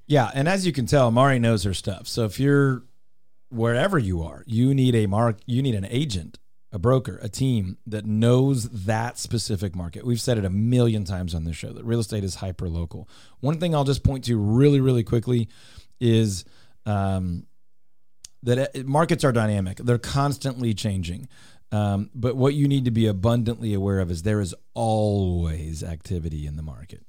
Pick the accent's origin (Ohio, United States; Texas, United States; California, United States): Texas, United States; Houston; I grew up in Houston